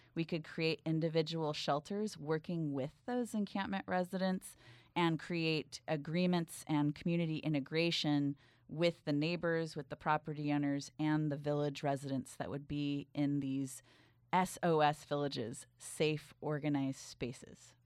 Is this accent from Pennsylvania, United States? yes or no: no; Bay Area, California, United States; I grew up in the Bay Area